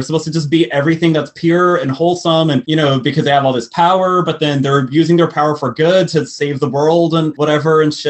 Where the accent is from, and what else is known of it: Texas, United States; born or raised there; moved away